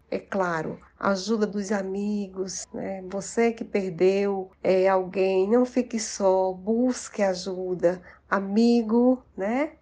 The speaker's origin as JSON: {"language": "Portuguese", "region": "Paraíba", "country": "Brazil", "also_born_or_lived": "Recife", "lives_now": "Campina Grande, Brazil", "said": "Eu sou paraibana, mas trabalhei muitos anos em Recife"}